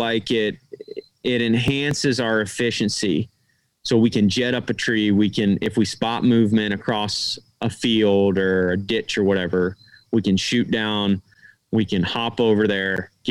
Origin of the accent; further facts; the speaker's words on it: Midwest, United States; we're from the Midwest